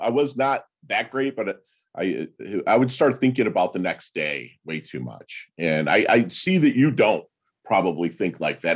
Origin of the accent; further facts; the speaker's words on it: Detroit, Michigan, United States; I'm from Detroit